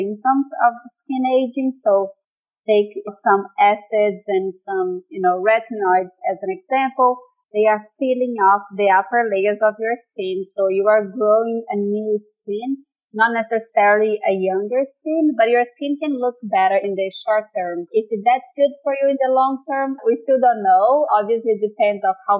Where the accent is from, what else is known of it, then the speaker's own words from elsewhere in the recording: Brazil; moved away as an adult; I'm originally from Brazil